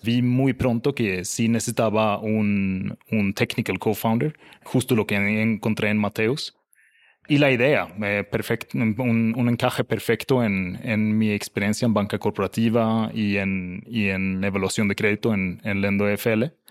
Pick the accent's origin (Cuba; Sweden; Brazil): Sweden; now in Mexico; yo soy el sueco más bajo del mundo